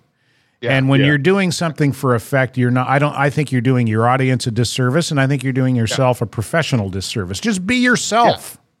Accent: New Brunswick, Canada; accent: Maritime; moved away as an adult; also born or lived in Toronto; now in Montreal, Canada; I'm from New Brunswick and I haven't lived there for, I moved away 44 years ago, and people still say, hey … you going to get in the car and go to the bar?

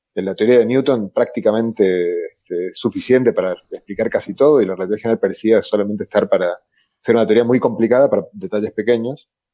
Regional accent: Argentina; accent: Argentine; moved away; also born or lived in Galicia; yo soy argentino como mi acento lata

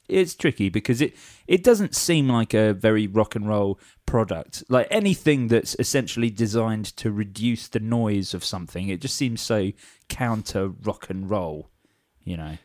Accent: Watford, East of England, United Kingdom; I'm from Watford

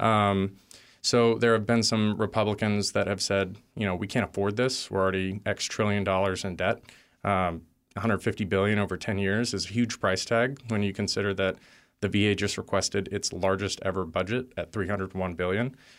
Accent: Texas, United States; I grew up in Texas

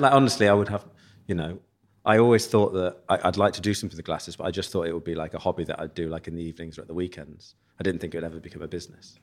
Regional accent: Leicester, East Midlands, United Kingdom; moved away as an adult; also born or lived in Nottingham; now in London, United Kingdom; growing up in Leicester

